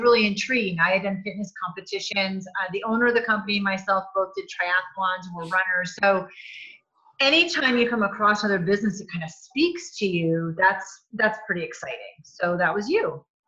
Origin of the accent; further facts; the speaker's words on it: New England, United States; I'm from New England also, and you and I don't have much of an accent.